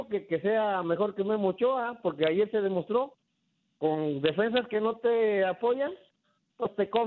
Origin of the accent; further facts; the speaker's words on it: Guerrero, Mexico; Eh, soy mexicano … Eh, y sí, parte de México está en Centroamérica. Parte de México. De Guerrero, mi estado, hacia abajo es Centroamérica.